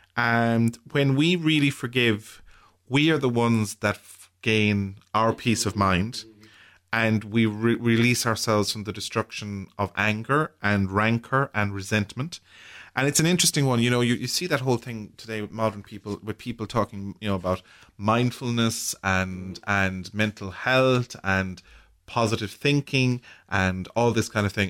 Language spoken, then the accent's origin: English; Ireland; as Irish people, and how we have, or how we deal with grief as, as a community in, in our culture